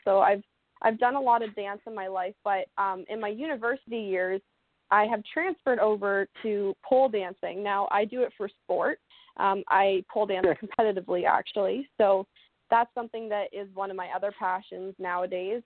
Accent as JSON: {"language": "English", "town": "Oakland", "region": "Ontario", "country": "Canada", "said": "I'm from Oakland, Ontario, Canada. So Oakland is a really, really, mm. really tiny, tiny town."}